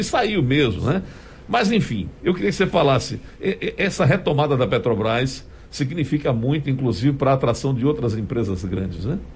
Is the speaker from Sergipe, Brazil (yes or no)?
yes; Sergipe, Brazil; sou sergipano, amo o meu estado